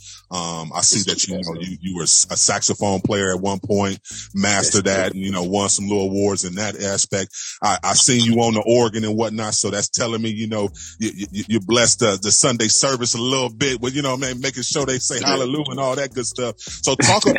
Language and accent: English; Cleveland, Ohio, United States; born or raised there